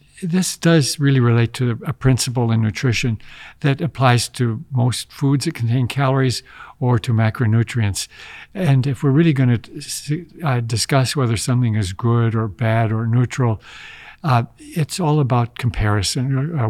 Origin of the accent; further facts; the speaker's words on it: Midwest, United States; I grew up in the Midwest, and we were told that you had to have 3 or 4 servings of dairy a day.